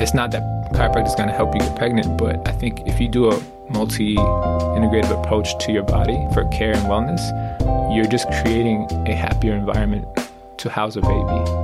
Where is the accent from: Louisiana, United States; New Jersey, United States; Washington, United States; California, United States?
California, United States; San Diego; I'm from San Diego. I grew up in San Diego and went to San Diego State